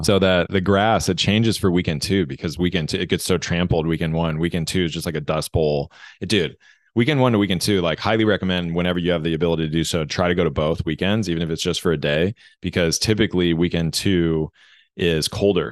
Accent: United States; growing up in American school systems

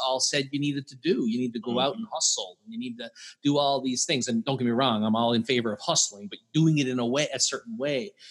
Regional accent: Newfoundland and Labrador, Canada; I'm from Newfoundland, Canada

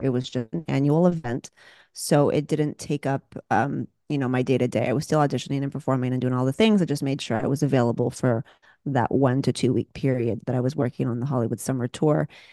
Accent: Canada; moved away as an adult; now in Los Angeles, United States; I'm Canadian

